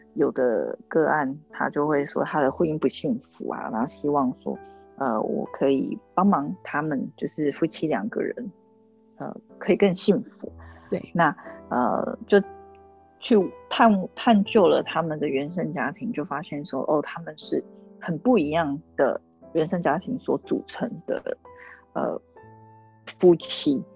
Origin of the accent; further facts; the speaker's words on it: Taiwan; moved away as an adult; also born or lived in United States; 那回来台湾以后